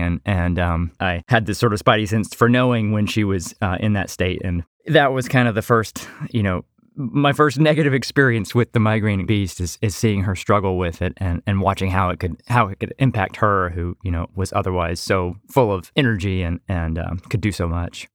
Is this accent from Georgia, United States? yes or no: yes; Atlanta, Georgia, United States; also born or lived in Connecticut; I'm originally from Atlanta